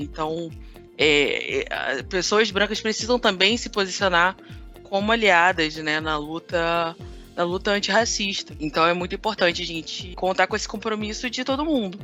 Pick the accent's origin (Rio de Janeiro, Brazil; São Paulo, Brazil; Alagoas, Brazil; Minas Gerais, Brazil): Rio de Janeiro, Brazil; eu sou carioca, filha de nordestinos